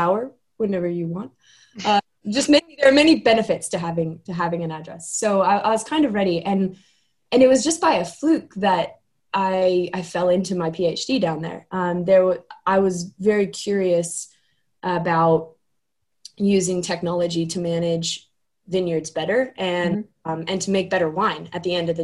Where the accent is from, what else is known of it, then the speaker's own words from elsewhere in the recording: Laguna Beach, California, United States; moved away as an adult; also born or lived in New Zealand / Australia; I grew up in California. I grew up in Laguna Beach, California, which is down south